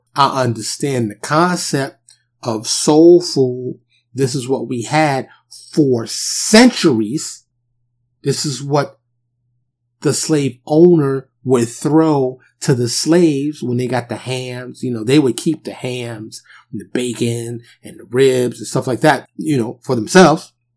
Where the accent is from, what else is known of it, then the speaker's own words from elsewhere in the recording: New York City, New York, United States; I grew up in New York City and the projects, they're like little cities